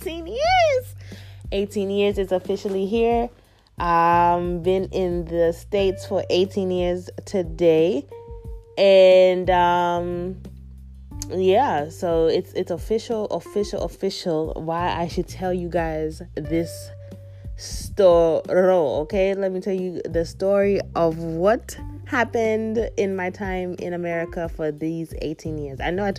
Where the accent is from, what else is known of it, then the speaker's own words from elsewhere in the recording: Kenya; moved away; I definitely see how I am proudly Kenyan still, even 18 years after leaving the country, Kenya, and not being there since.